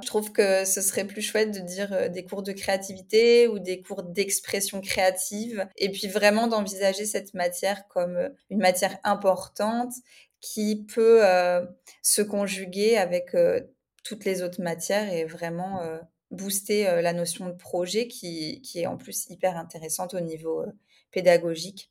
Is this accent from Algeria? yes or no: no; France; moved away as an adult; now in Spain; je suis française